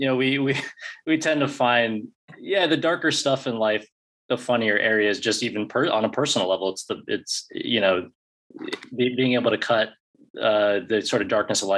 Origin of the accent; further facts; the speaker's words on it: Alaska, United States; moved away; we grew up in Alaska